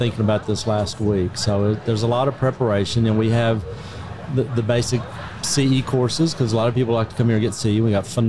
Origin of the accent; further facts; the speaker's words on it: Arkansas, United States; I'm from Arkansas, but they've kind of adopted me here in Texas.